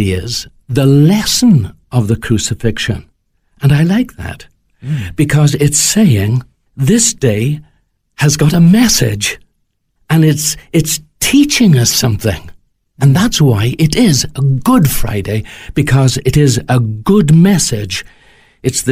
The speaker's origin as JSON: {"language": "English", "region": "Wales", "country": "United Kingdom", "said": "as a Welshman, may I say that we have our own language"}